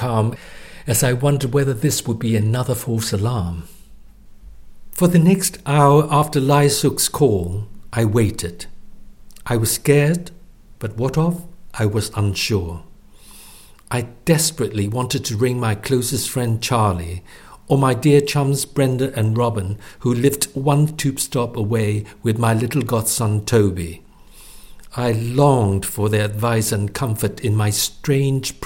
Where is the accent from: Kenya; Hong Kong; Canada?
Hong Kong; moved away as an adult; also born or lived in Hull, United Kingdom; now in United Kingdom; Growing up in Hong Kong, I was known by my Chinese name